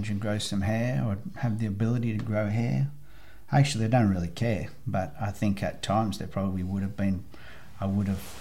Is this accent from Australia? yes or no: yes; Australia; I come from Australia.